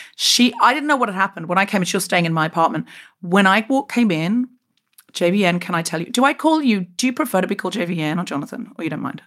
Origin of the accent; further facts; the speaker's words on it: Queensland, Australia; moved away as an adult; also born or lived in Sydney, Australia; I left Australia, um, uh, where I grew up in Queensland